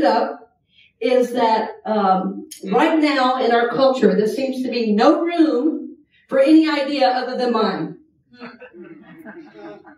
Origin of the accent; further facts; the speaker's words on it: Georgia, United States; growing up in Georgia